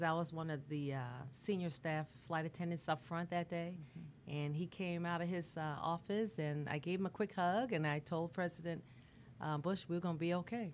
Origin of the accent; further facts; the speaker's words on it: Bermuda; now in United States; I'm from Bermuda originally, okay. so my family in Bermuda